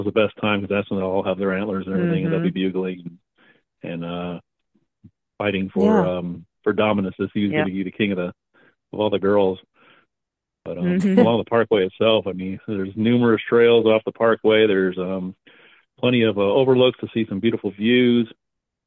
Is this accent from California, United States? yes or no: yes; Southern California, United States; moved away as an adult; now in Asheville, United States; I grew up in the Southern California, where we had the San Gabriel Mountains, the San Bernardino Mountains